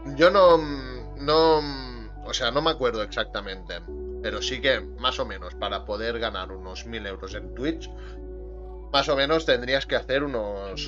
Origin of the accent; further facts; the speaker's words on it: Catalonia, Spain; Yo soy de Cataluña